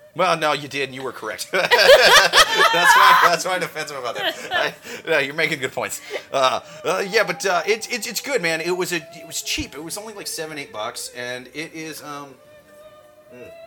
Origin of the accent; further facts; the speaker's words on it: Midwest, United States; I'm from the Midwest where there's not subways and shit